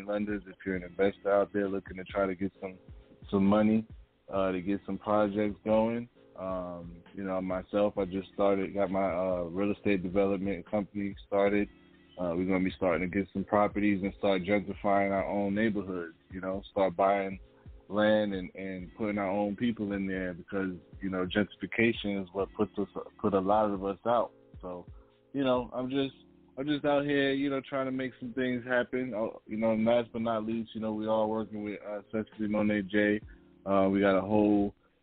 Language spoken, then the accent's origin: English; New York City, New York, United States; moved away; I'm from New York, so shout out to Queens